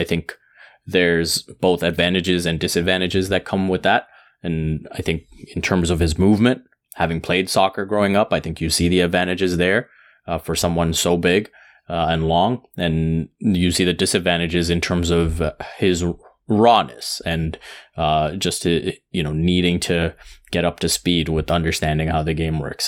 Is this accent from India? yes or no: yes; India; being Indian